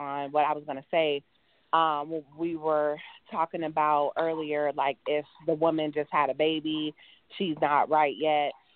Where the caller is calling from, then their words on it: Cleveland, Ohio, United States; I'm calling from Cleveland